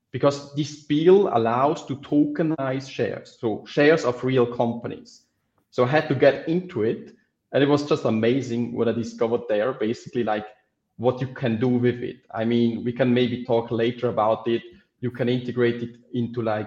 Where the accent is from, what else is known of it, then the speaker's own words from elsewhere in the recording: Switzerland; I grew up in Switzerland